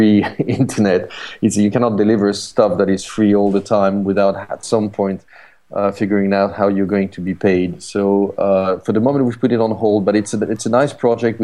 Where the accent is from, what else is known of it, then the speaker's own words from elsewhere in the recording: France; moved away as an adult; also born or lived in Paris; now in London, United Kingdom; I'm, as you can hear, I'm French, but I'm based in London